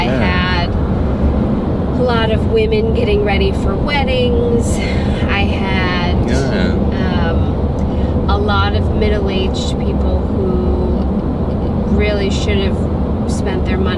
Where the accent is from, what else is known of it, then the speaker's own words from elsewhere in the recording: Buffalo, New York, United States; Buffalo, New York.